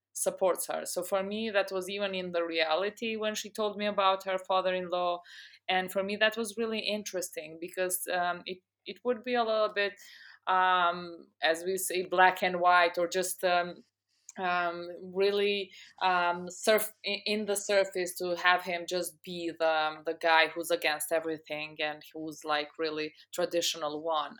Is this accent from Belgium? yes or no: no; Pristina, Kosovo; also born or lived in United States; I'm from Pristina, Kosovo, where I'm also, um, connecting from right now. I've been born and raised here